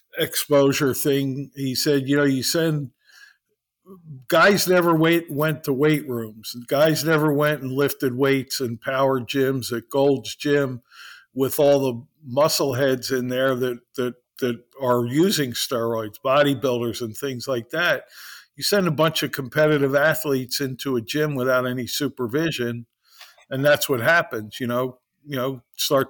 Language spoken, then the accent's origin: English; Philadelphia, Pennsylvania, United States; I grew up in Philadelphia in 1972